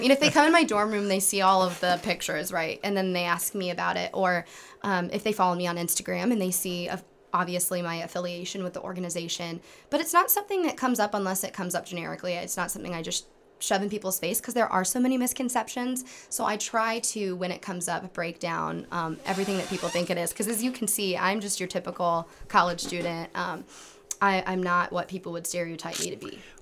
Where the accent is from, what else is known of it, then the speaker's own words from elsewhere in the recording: Kendallville, Indiana, United States; I come from Kendaville, Indiana, which is not far from Angola